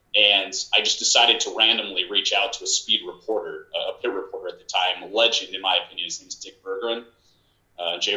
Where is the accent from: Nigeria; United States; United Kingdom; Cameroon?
United States; a couple of hours south of Chicago, Illinois; I'm from Illinois um, probably you know, a couple of hours south of Chicago